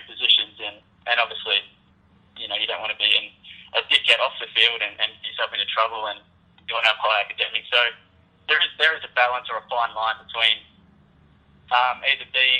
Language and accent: English; Australia; I grew up in Australia playing cricket and Aussie rules football, as most kids